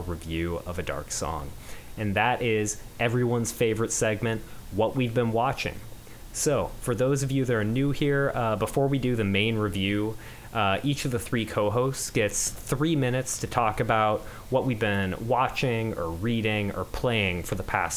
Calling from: Seattle, Washington, United States; I'm calling in from Seattle, Washington

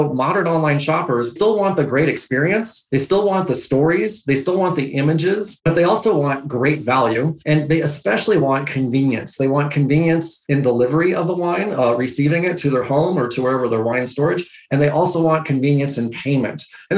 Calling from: Seattle, Washington, United States; I'm joining you from Seattle, Washington.

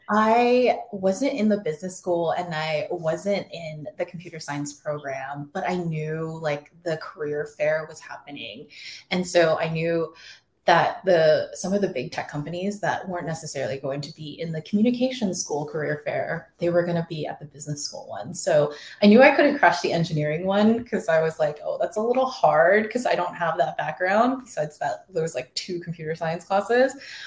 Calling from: Austin, Texas, United States; We're joining you from Austin, Texas, or the burbs of Austin, Texas, I should say.

